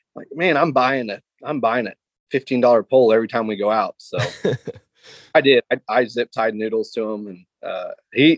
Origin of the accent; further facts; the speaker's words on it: Lake of the Ozarks, Missouri, United States; I grew up on Lake of the Ozarks